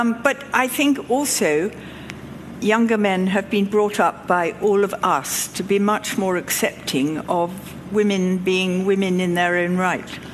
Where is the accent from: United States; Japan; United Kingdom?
United Kingdom; England; I'm from England